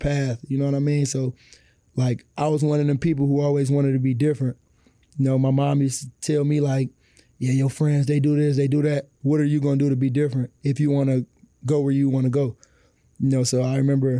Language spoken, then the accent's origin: English; Detroit, Michigan, United States; growing up on the east side of Detroit